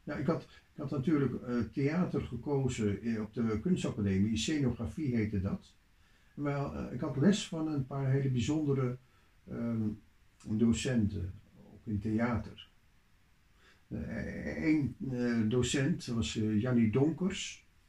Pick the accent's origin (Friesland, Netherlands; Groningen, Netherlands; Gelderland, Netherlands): Friesland, Netherlands; Leeuwarden; in Leeuwarden, waar ik opgroeide